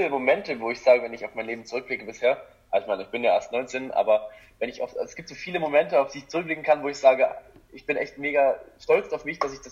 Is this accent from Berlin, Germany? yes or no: no; Görlitz, Saxony, Germany; now in Dresden, Germany; einfach nach Dresden zu ziehen, weil ich komme ja eigentlich aus Görlitz, ich weiß nicht, wer das alles kennt, das ist an der polnischen Grenze